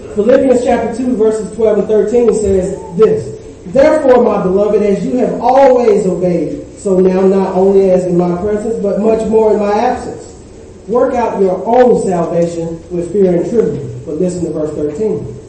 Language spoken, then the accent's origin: English; the South, United States; I grew up in the South